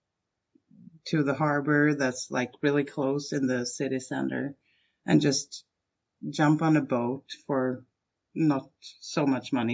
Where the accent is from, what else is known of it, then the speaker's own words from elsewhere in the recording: Stockholm, Stockholm County, Sweden; my hometown and the capital of Sweden, Stockholm